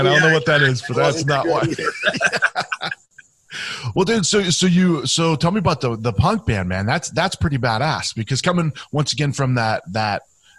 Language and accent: English; Youngstown, Ohio, United States; So I grew up in Youngstown, right outside of Youngstown, Ohio. I mean, that's the armpit of Ohio, right?